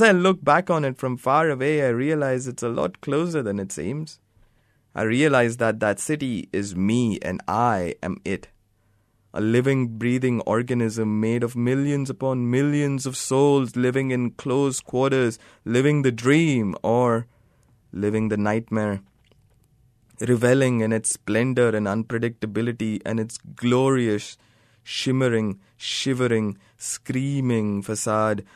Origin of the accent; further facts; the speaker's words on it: Mumbai, Maharashtra, India; now in Brunswick, Australia; I'm from Sion.